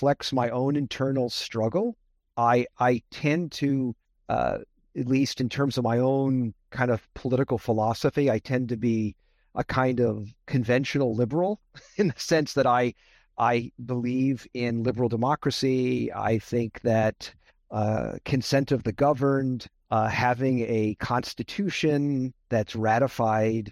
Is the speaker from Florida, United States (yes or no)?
no; Las Vegas, Nevada, United States; also born or lived in Brooklyn, New York; So I grew up in Las Vegas, Nevada. I was born in Brooklyn, New York. My parents moved to Vegas in the mid-1960s